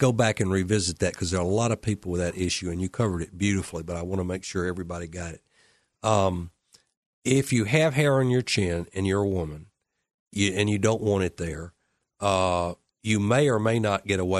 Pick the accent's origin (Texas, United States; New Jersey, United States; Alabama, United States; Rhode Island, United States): Alabama, United States; Well, you know, I'm from Alabama. I get down to the rock hard part really quick.